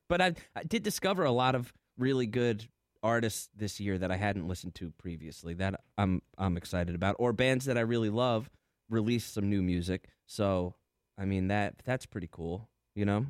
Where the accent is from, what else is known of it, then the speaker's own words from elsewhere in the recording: New Jersey, United States; I'm from Jersey